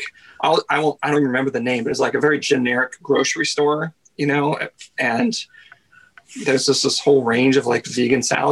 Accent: Washington, United States; moved away as an adult; also born or lived in Seattle; now in Vancouver, Canada; I grew up right on the other side of the border. Like my dad went to grade school like a mile from the border, and I grew up right on the other side of the border

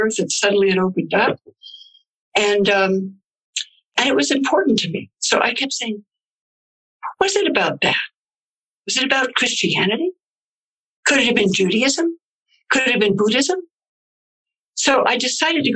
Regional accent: California, United States; growing up in California

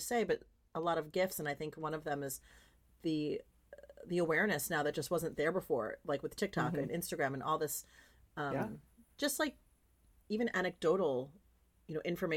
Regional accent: California, United States; we're both from California

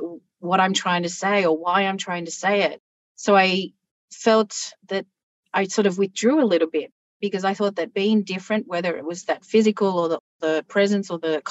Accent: Australia; accent: very Australian; my accent is very Australian.

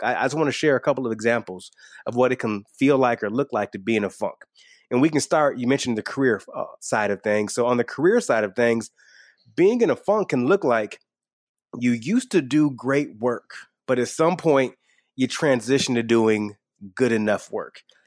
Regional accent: Michigan, United States; I grew up in, in small town Michigan, not super far away from a NASCAR speedway

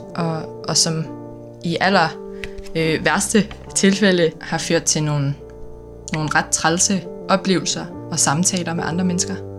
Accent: Aarhus, Central Denmark Region, Denmark; moved away as an adult; now in Copenhagen, Denmark; Jeg er fra Aarhus øh, oprindeligt, men bor øh, normalt i København

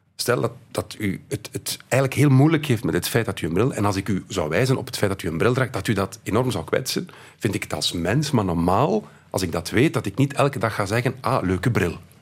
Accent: Belgium

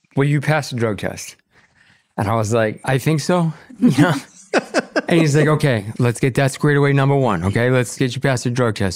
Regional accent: Boston, Massachusetts, United States; we were growing up in Boston

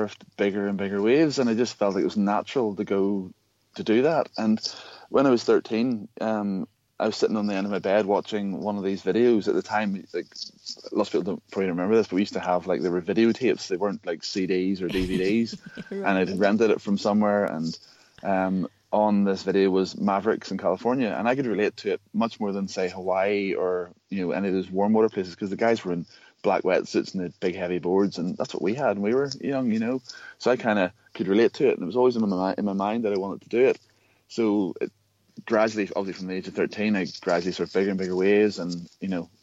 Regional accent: Belfast, Northern Ireland, United Kingdom; I was born in Belfast. Okay, Belfast is the capital of Northern Ireland. For anyone who doesn't really know about Northern Ireland, it's the capital of Northern Ireland, and I lived in the country

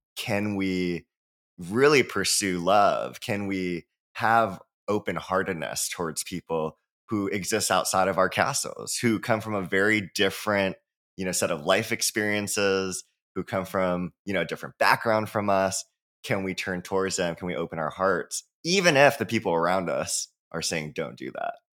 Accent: Hawaii, United States; I'm from Hawaii, so born and raised

